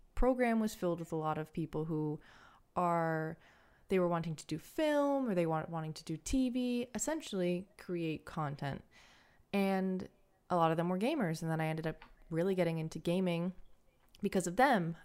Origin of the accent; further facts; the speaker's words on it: Canada; I'm Canadian